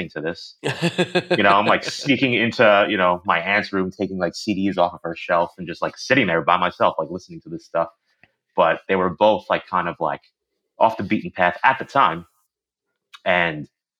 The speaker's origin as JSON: {"language": "English", "area": "Long Island", "region": "New York", "country": "United States", "tie": "born or raised there", "said": "I grew up on Long Island"}